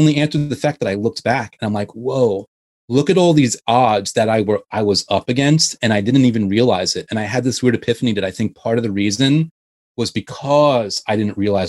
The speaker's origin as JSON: {"language": "English", "area": "Westchester", "region": "New York", "country": "United States", "tie": "born or raised there", "said": "I grew up in Westchester"}